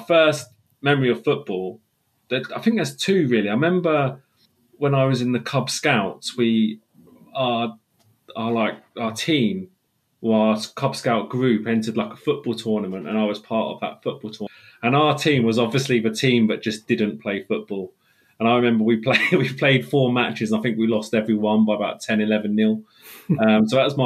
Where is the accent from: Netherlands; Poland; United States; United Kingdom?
United Kingdom; England; I live in England, always have done.